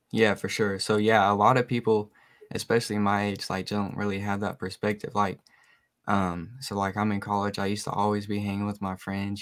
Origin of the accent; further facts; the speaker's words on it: Oak Ridge, Tennessee, United States; I'm 19 from Oak Ridge, Tennessee